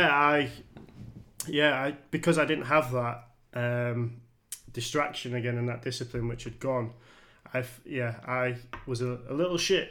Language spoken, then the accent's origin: English; Hull, Yorkshire and the Humber, United Kingdom; Gypsyville. That's where my youth, if you like, sort of was in. That's where I was involved. And I'm just a normal whole lad.